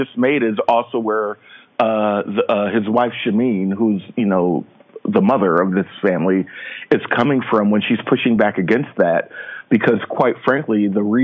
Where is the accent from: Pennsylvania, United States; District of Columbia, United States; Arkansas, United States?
Pennsylvania, United States; Philadelphia; I grew up in South Philadelphia. Like, I'm an inner city kid.